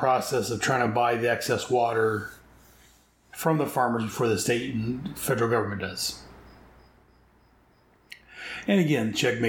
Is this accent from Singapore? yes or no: no; near Merced, California, United States; Merced, California. That is about 16 miles from my hometown.